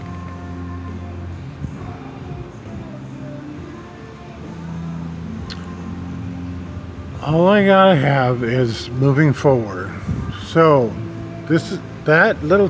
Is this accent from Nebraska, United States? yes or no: yes; Nebraska, United States; moved away; I was from Nebraska